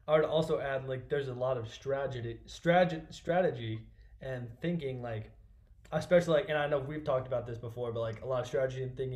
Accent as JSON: {"language": "English", "town": "Kansas City", "region": "Missouri", "country": "United States", "tie": "born or raised there", "said": "my hometown, Kansas City"}